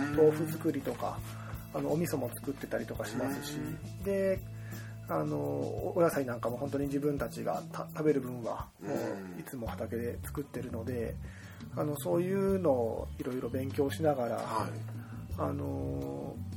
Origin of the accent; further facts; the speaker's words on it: Maebashi, Gunma, Japan; moved away as an adult; now in Okawa, Japan; 同じ群馬県前橋市出身